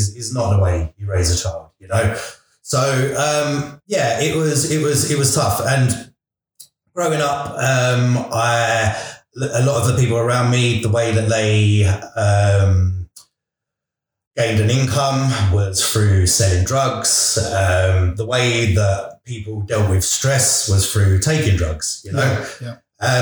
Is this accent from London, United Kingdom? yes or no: yes; London, United Kingdom; I grew up in East London.